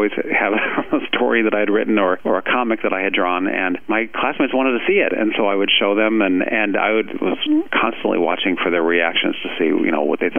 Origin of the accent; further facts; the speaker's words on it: Ohio, United States; I'm definitely from Ohio, so it was a lovely place to grow up.